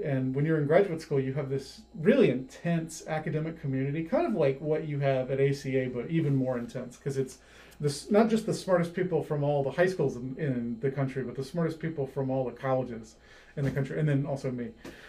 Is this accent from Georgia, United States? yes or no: yes; Gwinnett County, Georgia, United States; moved away as an adult; also born or lived in Minnesota / Woodstock, Georgia; I grew up in Gwinnett County.